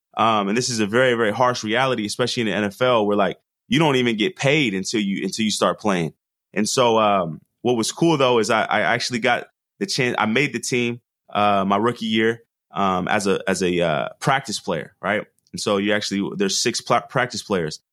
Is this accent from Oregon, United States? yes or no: yes; Portland, Oregon, United States; I'm from the Northwest. Grew up in Portland